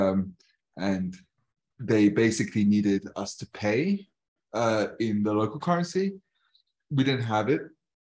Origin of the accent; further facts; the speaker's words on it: United Kingdom; I'm British and people are like, but you're brown